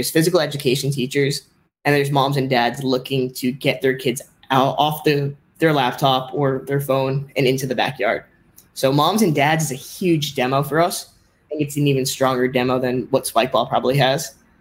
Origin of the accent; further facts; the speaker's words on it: Miami, Florida, United States; I'm from Miami.